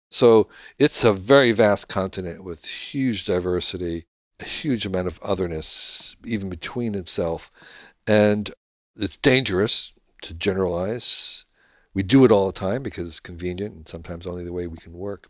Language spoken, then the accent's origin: English; United States